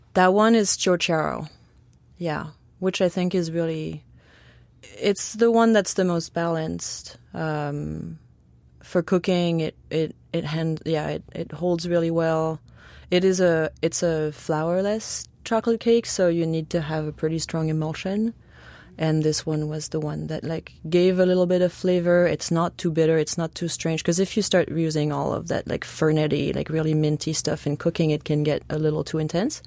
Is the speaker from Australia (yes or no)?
no; near where Chartreuse is made, Auvergne-Rhône-Alpes, France; now in New York City, United States; I grew up in France and I grew up, like, right by where chartreuse